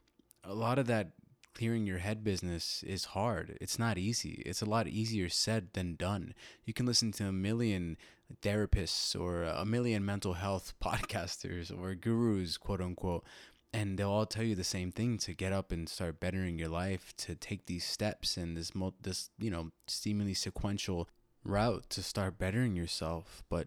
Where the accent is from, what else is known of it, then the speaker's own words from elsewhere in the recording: Illinois, United States; It took the form of something that I grew up with living in Illinois when I was younger, something that I grew up with hearing every night during the summer.